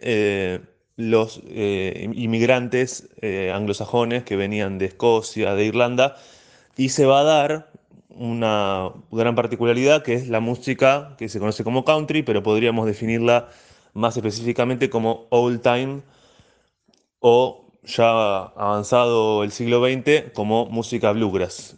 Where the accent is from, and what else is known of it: La Plata, Buenos Aires Province, Argentina